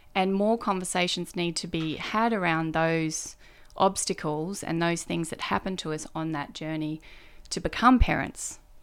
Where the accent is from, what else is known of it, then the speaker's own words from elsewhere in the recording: Kingscliff, New South Wales, Australia; moved away as an adult; also born or lived in Brisbane / Canberra; now in Melbourne, Australia; I grew up in Kingscliff. Kingscliff is a town in northern New South Wales